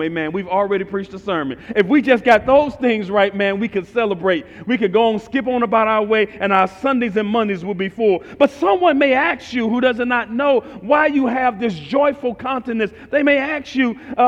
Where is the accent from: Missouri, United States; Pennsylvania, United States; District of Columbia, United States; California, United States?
Missouri, United States; St. Louis; I'm from North St. Louis, right across from East St. Louis